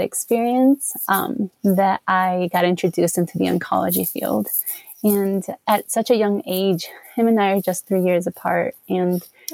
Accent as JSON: {"language": "English", "town": "Chicago", "region": "Illinois", "country": "United States", "tie": "born or raised there", "moved": "as an adult", "lives_now": "Colorado Springs, United States", "said": "I grew up here in Chicago in America"}